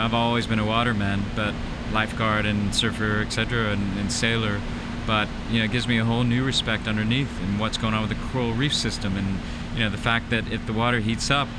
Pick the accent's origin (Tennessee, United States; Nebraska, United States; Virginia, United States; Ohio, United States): Tennessee, United States; where I was born and raised in Tennessee on a horse farm.